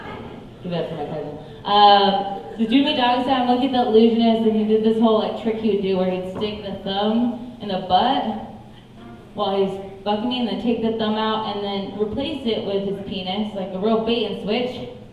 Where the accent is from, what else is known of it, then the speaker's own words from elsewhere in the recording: the Bible Belt, United States; I grew up partly in the Bible Belt, but I only know half know about this.